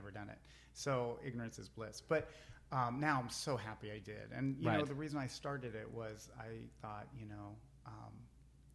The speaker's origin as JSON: {"language": "English", "town": "Pittsburgh", "region": "Pennsylvania", "country": "United States", "tie": "born or raised there", "said": "I grew up in Pittsburgh."}